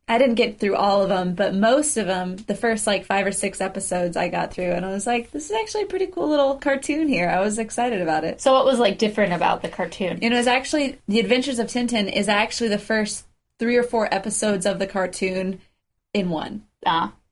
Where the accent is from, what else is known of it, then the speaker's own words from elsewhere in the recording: United States; we're American.